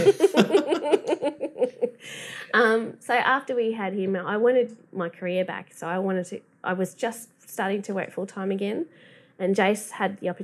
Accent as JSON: {"language": "English", "area": "Welsh", "region": "Wales", "country": "United Kingdom", "moved": "yes", "lives_now": "Bundaberg, Australia", "said": "I'm just Welsh"}